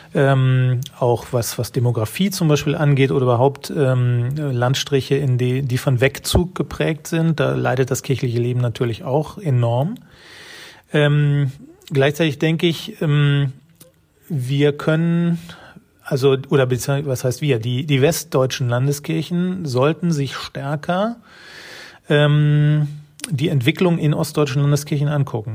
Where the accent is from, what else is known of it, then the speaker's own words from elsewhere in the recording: North Rhine-Westphalia, Germany; ich bin in einem westfälischen Dorf groß geworden